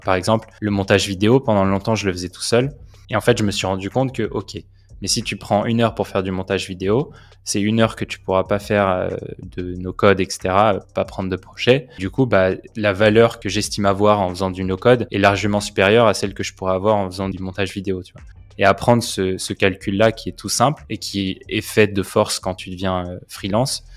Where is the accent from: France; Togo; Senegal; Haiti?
France; Nanterre, Île-de-France; also born or lived in Paris; j'ai grandi à Nanterre